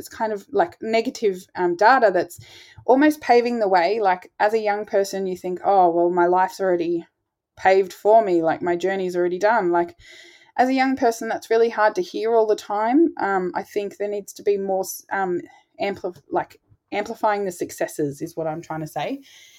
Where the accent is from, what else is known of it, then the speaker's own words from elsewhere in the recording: Australia; I'm Aboriginal and you know, it's my land, my ancestors' land